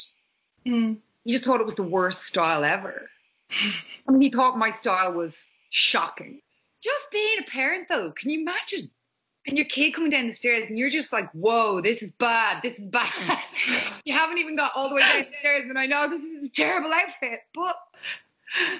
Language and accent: English; Ireland; I was raised Catholic in Ireland